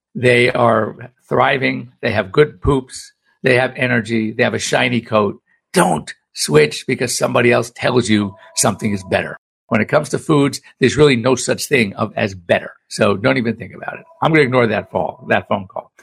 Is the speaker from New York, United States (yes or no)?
no; Los Angeles, California, United States; growing up in Los Angeles